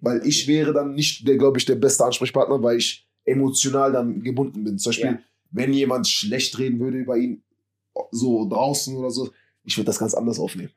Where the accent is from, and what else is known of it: Berlin, Germany; born or raised there; moved away as an adult; now in Madrid, Spain